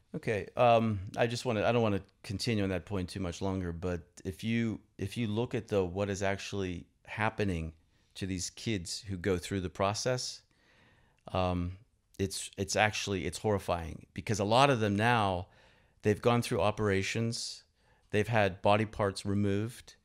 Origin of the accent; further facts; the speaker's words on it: Pittsburgh, Pennsylvania, United States; moved away as an adult; now in Moscow, Russia; my hometown of Pittsburgh